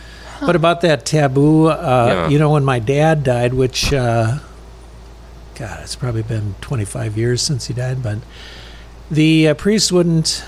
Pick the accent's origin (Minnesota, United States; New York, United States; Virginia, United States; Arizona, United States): Minnesota, United States; Sauk Centre; I was born in the Melrose Hospital. So from Minnesota, actually, I'm a Sterny, from Stearns County